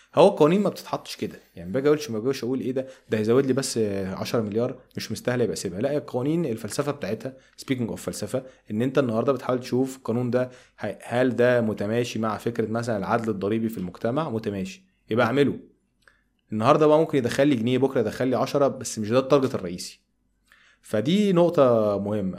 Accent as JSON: {"language": "Arabic", "country": "Egypt", "said": "أنا كمواطن مصري بسيط"}